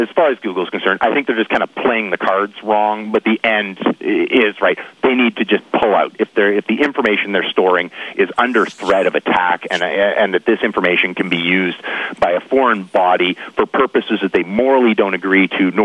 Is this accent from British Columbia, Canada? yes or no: yes; British Columbia, Canada; I'm from British Columbia